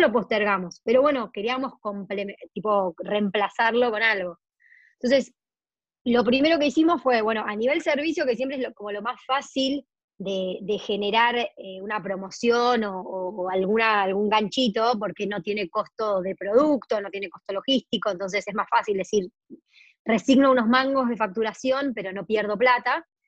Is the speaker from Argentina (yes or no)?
yes; Argentina; Argentina es enorme